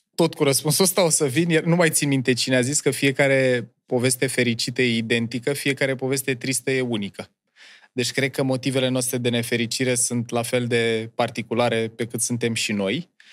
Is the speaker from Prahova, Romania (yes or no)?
yes; Ploiești, Prahova, Romania; moved away; Eu am copilărit în Ploiești, în uh, cartierul Nord, pe strada Cameliei